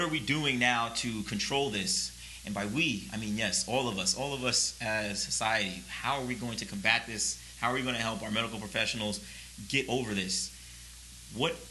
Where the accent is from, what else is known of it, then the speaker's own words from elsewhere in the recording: New York, United States; I grew up in New York, actually.